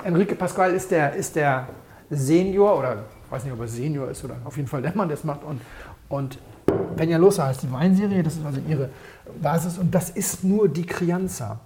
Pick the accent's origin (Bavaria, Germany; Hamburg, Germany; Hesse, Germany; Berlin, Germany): Hamburg, Germany; Ich komme aus Hamburg